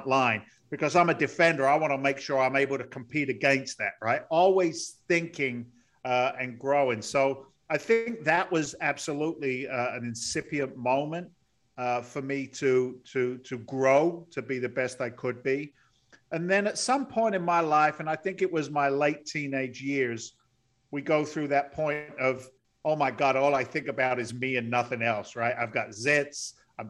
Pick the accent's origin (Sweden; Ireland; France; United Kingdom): United Kingdom; Andover, South East England; moved away; also born or lived in London; Actually grew up in the south of England, in the countryside, if you will, an overspill town called Andover in Hampshire